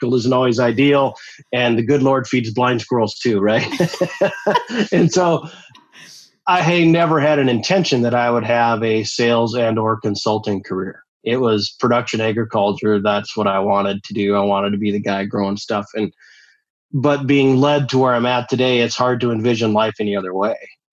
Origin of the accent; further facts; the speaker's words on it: Eastern South Dakota, United States; I grew up in Eastern South Dakota and I'm the sixth of nine kids